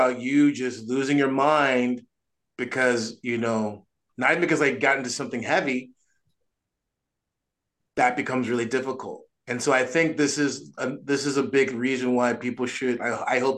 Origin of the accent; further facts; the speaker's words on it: United States; I'm an American